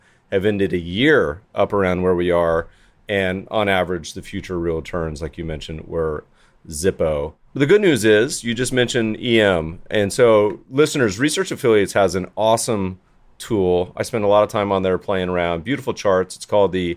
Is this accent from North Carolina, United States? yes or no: yes; Winston-Salem, North Carolina, United States; moved away; I grew up partially in Winston-Salem, North Carolina, home of Krispy Kreme.